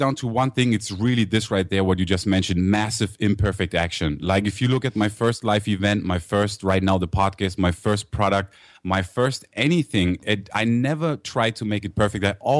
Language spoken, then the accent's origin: English; Germany; accent: German; also born or lived in United States; I grew up in Germany, actually. So I was born in the States, but I grew up over there. That's why I have the German accent.